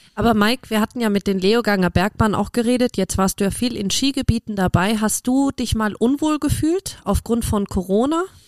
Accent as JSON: {"language": "German", "town": "Cologne", "region": "North Rhine-Westphalia", "country": "Germany", "tie": "born or raised there", "said": "als gebürtige Kölnerin"}